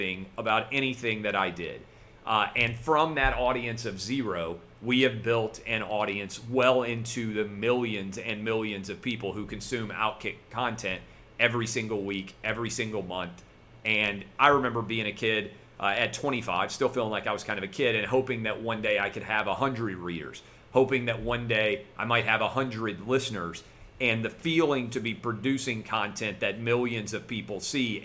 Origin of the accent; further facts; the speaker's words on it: Nashville, Tennessee, United States; growing up in Nashville my whole life. I went to K through 12 public school in the city of Nashville